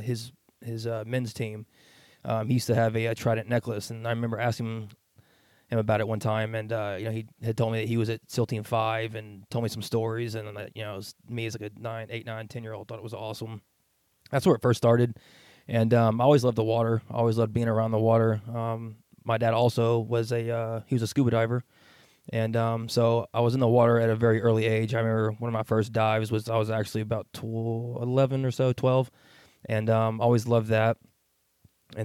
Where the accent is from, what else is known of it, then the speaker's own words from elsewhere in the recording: Keller, Texas, United States; So I hail from Texas. I grew up in Keller, Texas, which is about 25 minutes or so north of Fort Worth